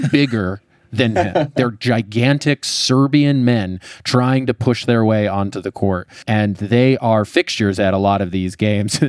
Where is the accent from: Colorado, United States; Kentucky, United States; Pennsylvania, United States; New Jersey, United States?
Colorado, United States; I grew up in Colorado